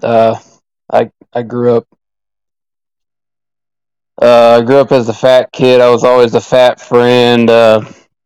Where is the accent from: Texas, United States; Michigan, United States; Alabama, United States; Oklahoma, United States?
Oklahoma, United States; also born or lived in Arizona; I was born in Arizona, but my parents moved me back out, moved me to Oklahoma